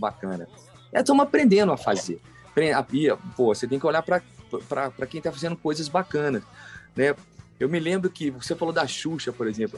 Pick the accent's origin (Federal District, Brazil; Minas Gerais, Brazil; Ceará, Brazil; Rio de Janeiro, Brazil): Minas Gerais, Brazil; Alfenas; eu sou menino do interior, né, cara? Nasci lá em Alfenas, no sul de Minas.